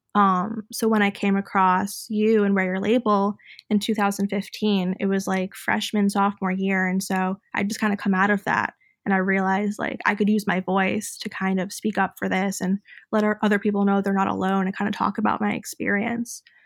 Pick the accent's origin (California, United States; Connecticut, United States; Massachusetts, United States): Connecticut, United States; Fairfield; I grew up in Fairfield, Connecticut